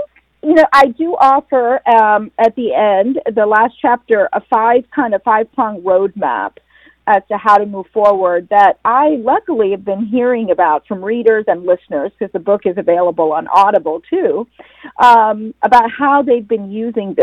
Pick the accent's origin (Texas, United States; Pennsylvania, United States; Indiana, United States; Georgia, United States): Georgia, United States; Atlanta; moved away as an adult; also born or lived in India; now in New Jersey, United States; I was born in India and immigrated to the United States with my parents in 1971. And we moved to Atlanta in 75